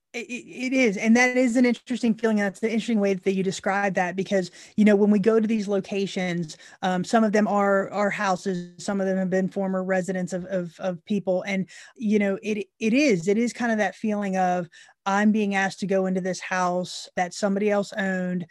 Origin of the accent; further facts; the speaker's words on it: Central Florida, United States; moved away as an adult; now in Tennessee, United States; we grew up born and raised in, in Central Florida.